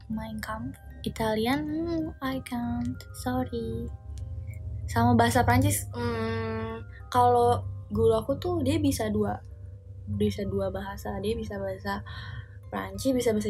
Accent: Guangdong, China; Indonesian is a second language; Halo, aku dari Guangdong.

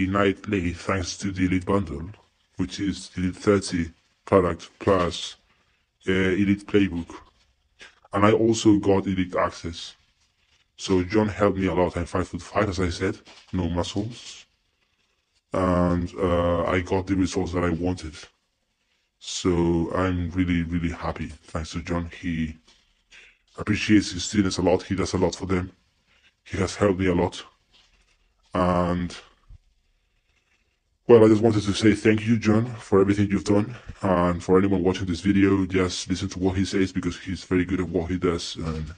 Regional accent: Spain; accent: mix between Spanish and American accent; English is a second language; But I speak Spanish. Soy español. In other words, I'm not white because I'm from Spain, Europe.

